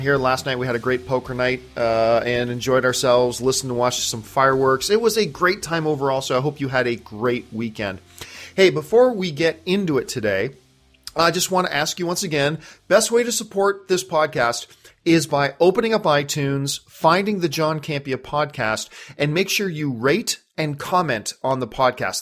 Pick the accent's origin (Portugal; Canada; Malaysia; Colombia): Canada; now in United States; as a Canadian